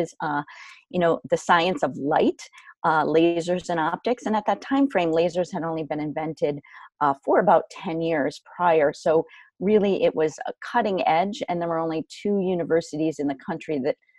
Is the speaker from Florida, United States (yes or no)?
no; Canton, Connecticut, United States; Where I grew up is where I am right now. I am 5 minutes from my hometown, my home in Canton, Connecticut